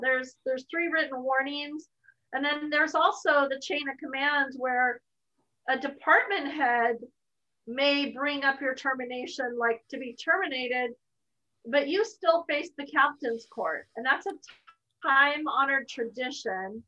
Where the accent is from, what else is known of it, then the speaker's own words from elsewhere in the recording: United States; as an American